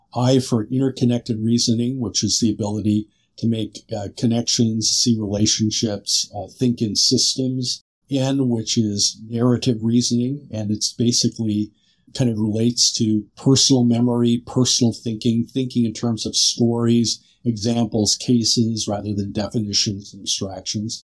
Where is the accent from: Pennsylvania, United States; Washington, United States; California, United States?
Washington, United States; Seattle; also born or lived in San Francisco / Chicago; moved out to Seattle, which was my hometown